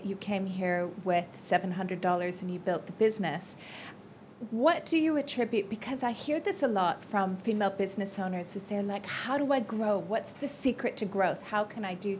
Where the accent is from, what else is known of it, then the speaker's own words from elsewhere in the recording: Canada; moved away as an adult; now in Dubai, United Arab Emirates; Originally, I'm from Canada, but I've been living in Dubai for the past 14 years.